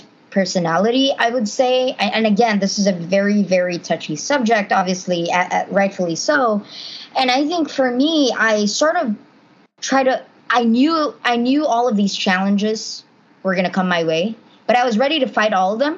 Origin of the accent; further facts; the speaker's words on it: Cebu City, Central Visayas, Philippines; moved away as an adult; now in Boston, United States; straight out from Cebu, you know, born in the Philippines